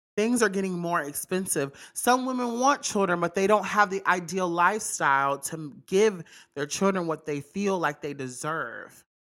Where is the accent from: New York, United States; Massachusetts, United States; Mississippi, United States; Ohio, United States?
Mississippi, United States; I'm from Mississippi